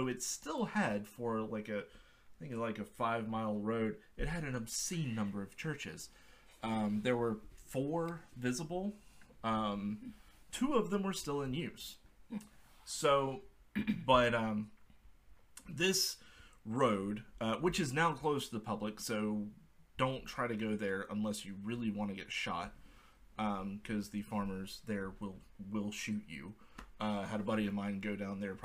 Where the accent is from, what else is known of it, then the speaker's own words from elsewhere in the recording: South Georgia, United States; moved away as an adult; now in Atlanta, United States; I'm from South Georgia, born and raised, spent most of my life